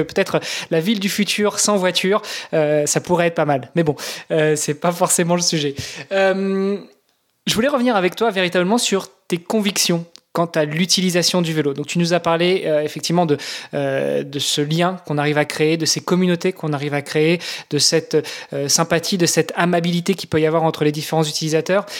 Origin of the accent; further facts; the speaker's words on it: Normandy, France; moved away as an adult; also born or lived in Luxembourg; je suis franco-italien, j'ai grandi en Normandie, j'ai immigré au Luxembourg pendant 15 ans